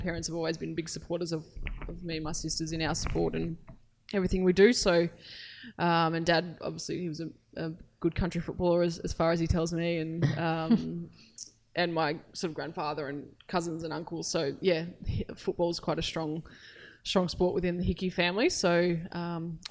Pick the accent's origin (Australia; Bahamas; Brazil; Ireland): Australia; Mildura, Victoria; born or raised there; moved away